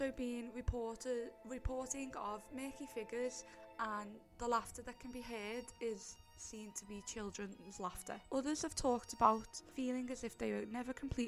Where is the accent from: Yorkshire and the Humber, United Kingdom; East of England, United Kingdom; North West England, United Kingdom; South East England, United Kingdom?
North West England, United Kingdom; Liverpool; So obviously we are from Liverpool. I think our accents give that away before we even mention where we're from.